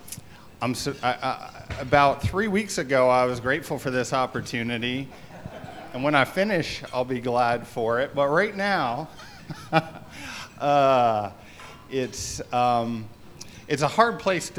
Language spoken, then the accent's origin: English; Canada; I grew up in Canada